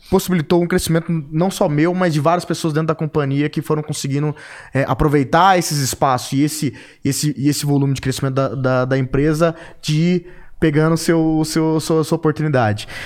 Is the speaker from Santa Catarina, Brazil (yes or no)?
no; Três Lagoas, Mato Grosso do Sul, Brazil; also born or lived in São Paulo / Ribeirão Preto; Eu sou natural de Três Lagoas, Mato Grosso do Sul. E meu pai, é, meu pai foi é, gerente de banco, né? Ele é falecido. E por isso eu rodei o estado de Mato Grosso do Sul e o estado de São Paulo. E fui parar em Ribeirão Preto